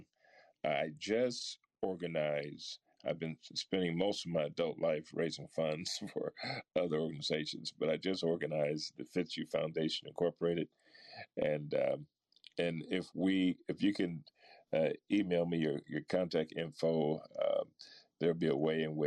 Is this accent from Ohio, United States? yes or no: yes; Akron, Ohio, United States; growing up in Akron, Ohio.